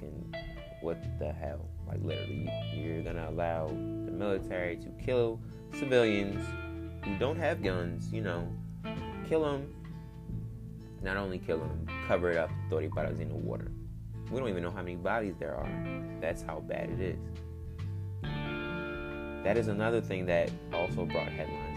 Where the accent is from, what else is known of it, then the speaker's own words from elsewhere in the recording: United States; When black people first came to America, because we weren't originally from here, we're from Africa